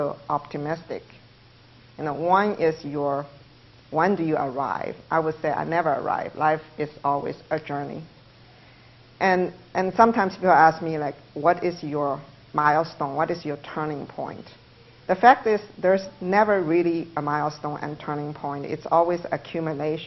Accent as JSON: {"language": "English", "country": "China", "tie": "born or raised there", "second_language": "English", "moved": "as an adult", "lives_now": "United States", "said": "I couldn't stay in China, I came to the United States, I live in American dream."}